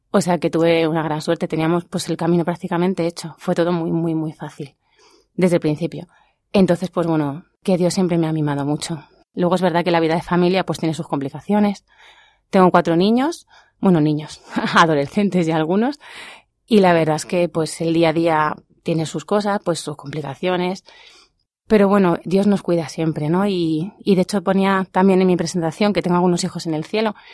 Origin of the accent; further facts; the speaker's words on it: Fuenlabrada, Community of Madrid, Spain; now in Pinto, Spain; mi familia es cristiana de siempre y pues yo he ido a misa desde que era bien chiquitita y recuerdo, fue en Fuenlabrada